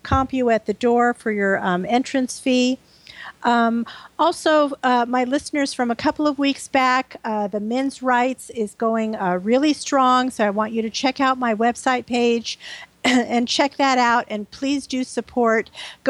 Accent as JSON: {"language": "English", "town": "Los Angeles", "region": "California", "country": "United States", "said": "I'm from Mar Vista, which is the next town over"}